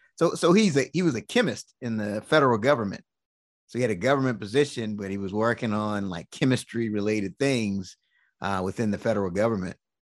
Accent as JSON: {"language": "English", "town": "Washington", "region": "District of Columbia", "country": "United States", "tie": "born or raised there", "said": "I was born and raised in Washington, D C"}